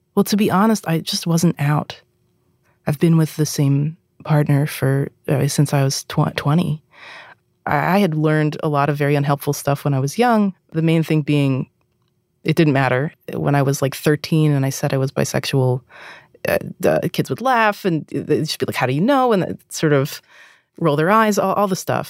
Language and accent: English; East Coast, United States; I'm from the East Coast